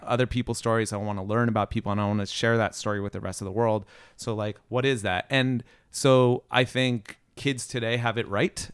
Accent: Riverside, California, United States; also born or lived in Ellicott City, Maryland / Orange County, California; now in Los Angeles, United States; Riverside is technically my hometown, but I grew up, uh, yeah, I grew up in Riverside

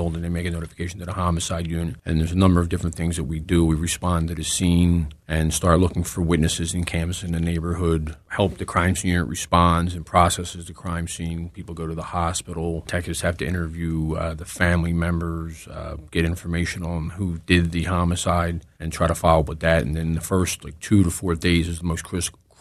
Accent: Philadelphia, Pennsylvania, United States; I was born and raised in the city

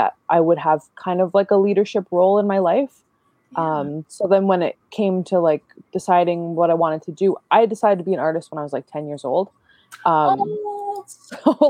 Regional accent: Rama First Nation, Ontario, Canada; also born or lived in Toronto; So I come from Rama First Nation and Moosier Point First Nation. I grew up in Rama

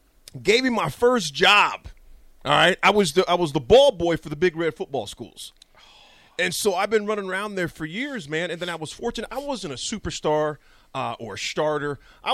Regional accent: Lincoln, Nebraska, United States; But I was born and raised here in Nebraska, right here in Lincoln. I have been running around at that stadium since 1984.

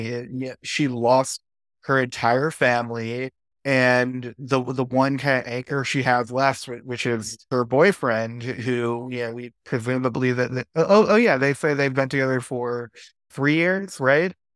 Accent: United States; as an American

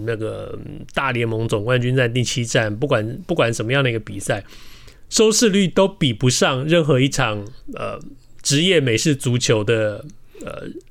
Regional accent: Taiwan; now in Los Angeles, United States; 不像我们大巨蛋盖了多少年

